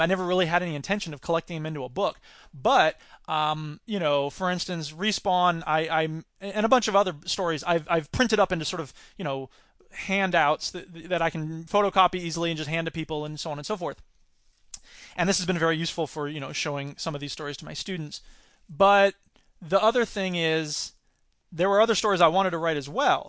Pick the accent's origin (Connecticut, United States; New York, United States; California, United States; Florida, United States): Florida, United States; my home state